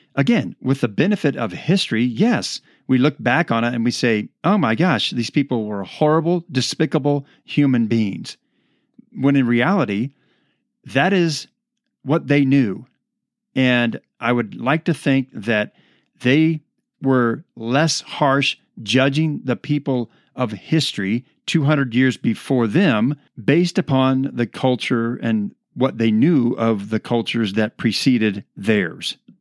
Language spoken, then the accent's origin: English; United States; I am an American citizen